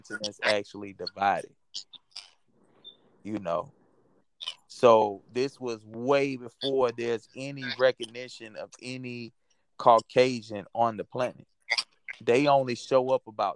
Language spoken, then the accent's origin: English; Brunswick, Georgia, United States; my hometown, born and raised Brunswick, Georgia